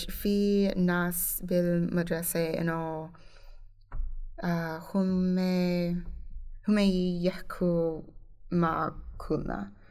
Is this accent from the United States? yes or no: yes; Indiana, United States; Arabic is a second language; مايك بنس أوكي. من انديانا من مدينتي